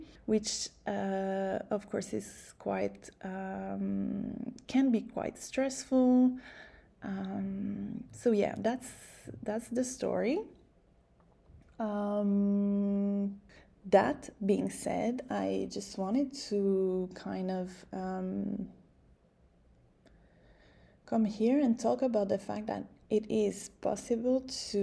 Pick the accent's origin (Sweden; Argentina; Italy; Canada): Canada; moved away; I'm Canadian